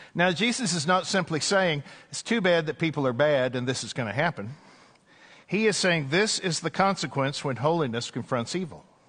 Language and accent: English; East Texas, United States; I remember growing up in East Texas